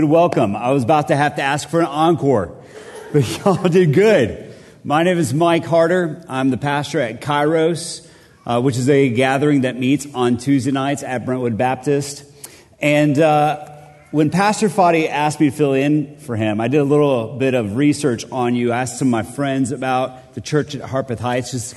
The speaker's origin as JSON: {"language": "English", "country": "Colombia", "moved": "yes", "lives_now": "Middle Tennessee, United States", "said": "I'm from Columbia, South America."}